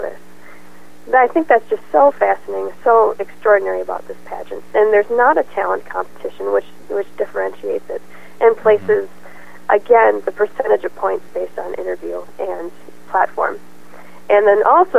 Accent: Minneapolis, Minnesota, United States; I'm calling from my home state, Minneapolis, Minnesota

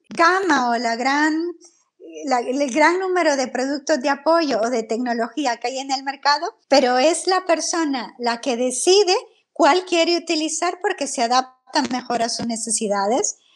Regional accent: El Salvador; moved away as an adult; now in Spain; yo soy del Salvador

